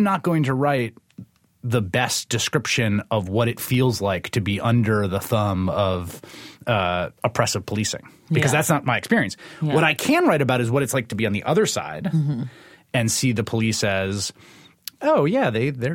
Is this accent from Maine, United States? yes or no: no; New York City, New York, United States; I grew up in this city, in New York City. I grew up in the Bronx